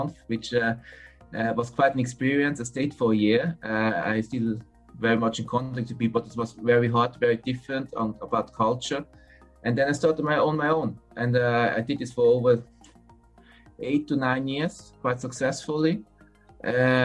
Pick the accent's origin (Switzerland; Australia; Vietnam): Switzerland; accent: Swiss; English is a second language; moved away as an adult; also born or lived in China; my English, my Swiss accent comes back quite heavy